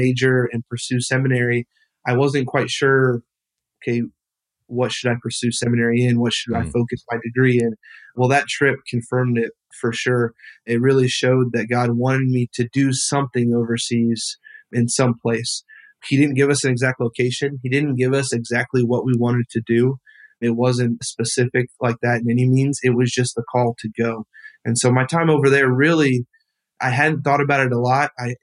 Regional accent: Alaska, United States; moved away; also born or lived in Wilmington, North Carolina; growing up in Alaska

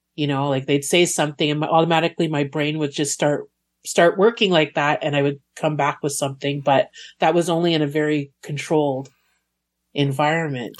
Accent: Montreal, Quebec, Canada; I grew up in Montreal

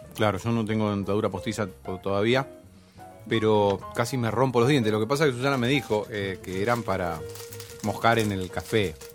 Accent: Necochea, Buenos Aires Province, Argentina; moved away; yo crecí en Necochea y allá algunas cosas no llegaban.

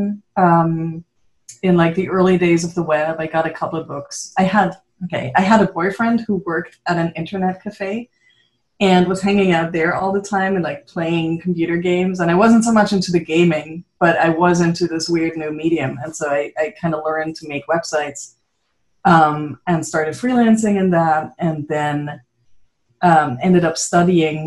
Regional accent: Switzerland; moved away as an adult; also born or lived in Netherlands; growing up in Switzerland

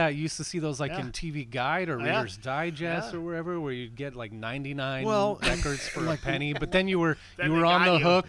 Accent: San Francisco Bay Area, California, United States; Okay, we grew all up here with KFRC with Dr. Donald D. Rose.

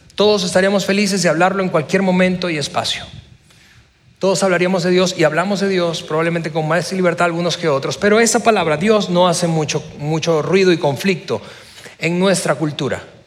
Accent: Venezuela; now in Mexico; yo no soy mexicano, yo casi soy mexicano, pero soy venezolano de nacimiento. Así que haber nacido en Venezuela

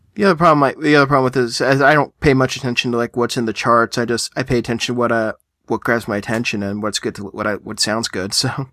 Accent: United States; I'm American

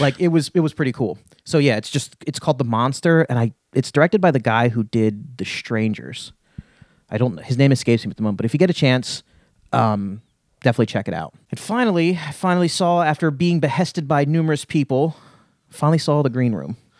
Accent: Lehigh Valley, Pennsylvania, United States; I grew up in the Lehigh Valley

